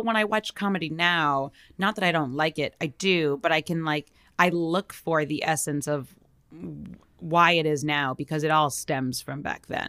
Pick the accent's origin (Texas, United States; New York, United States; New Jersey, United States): New York, United States; I'm from New York